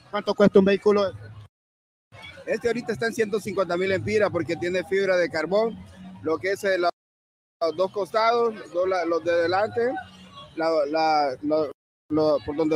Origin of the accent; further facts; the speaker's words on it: San Pedro Sula, Cortés, Honduras; yo me vine de San Pedro Sula.